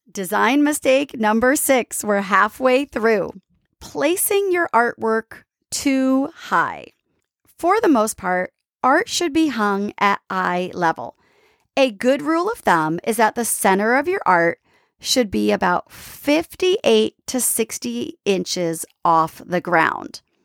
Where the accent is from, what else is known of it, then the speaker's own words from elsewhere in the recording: East Coast, United States; I'm from the East Coast